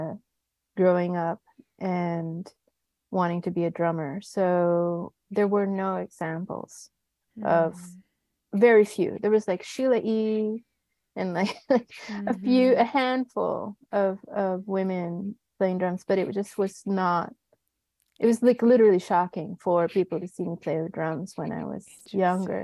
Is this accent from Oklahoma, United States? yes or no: no; Atlanta, Georgia, United States; also born or lived in San Juan, Puerto Rico; now in Brooklyn, New York, United States; I grew up primarily in Atlanta, Georgia. So I'm a Georgia Rican there